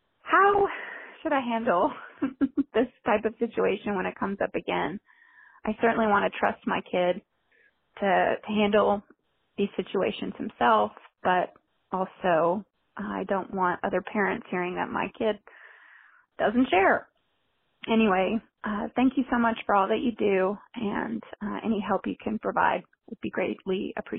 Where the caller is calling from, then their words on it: Seattle, Washington, United States; I'm calling from Seattle.